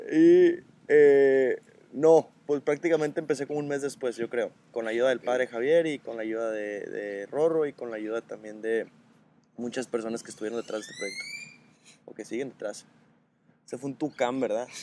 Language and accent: Spanish; Los Mochis, Sinaloa, Mexico; now in Guadalajara, Mexico; tengo 25 años, eh, soy de los Mochis, Sinaloa, vivo en Guadalajara